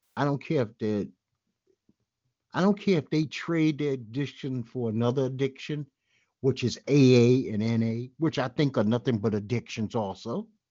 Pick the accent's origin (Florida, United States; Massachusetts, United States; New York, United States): New York, United States; New York City; by now I'm a well-schooled Brooklynite